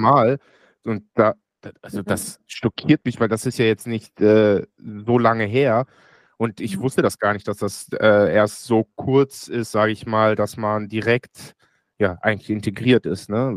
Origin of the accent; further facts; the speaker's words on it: Germany; ich bin in Deutschland geboren und aufgewachsen